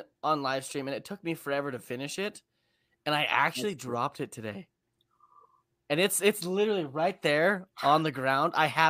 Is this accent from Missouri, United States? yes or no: no; Oklahoma, United States; I'm from Oklahoma.